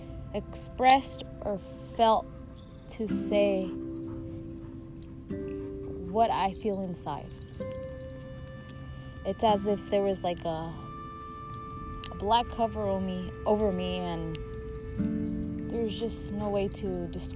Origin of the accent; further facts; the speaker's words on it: Mexico; I was born in Mexico